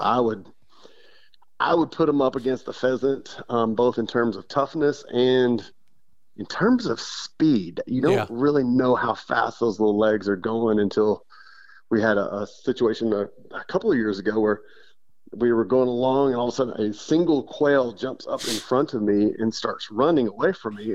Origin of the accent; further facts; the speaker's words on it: Odessa, Texas, United States; I grew up in West Texas in uh, uh Odessa, Midland, Odessa area